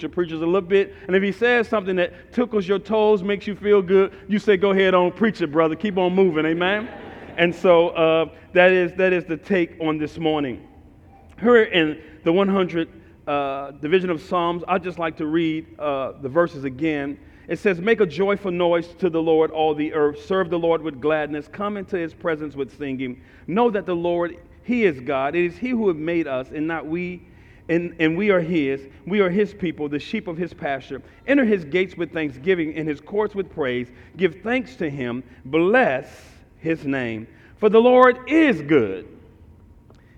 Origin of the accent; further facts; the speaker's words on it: St. Louis, Missouri, United States; I'm from North St. Louis, right across from East St. Louis